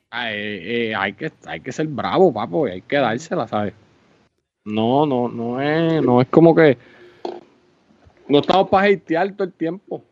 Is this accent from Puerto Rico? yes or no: yes; Puerto Rico; Uno es orgulloso de ser puertorriqueño